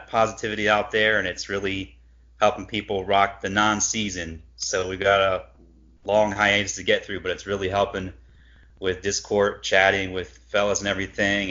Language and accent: English; Cleveland, Ohio, United States; growing up in Cleveland